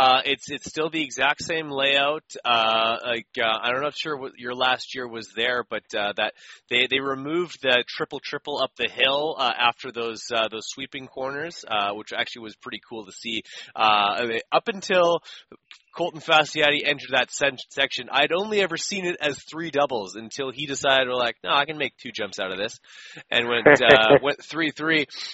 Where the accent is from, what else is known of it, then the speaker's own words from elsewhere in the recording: Canada; as a Canadian, I couldn't get full length supercrosses up until maybe 2009 or 10.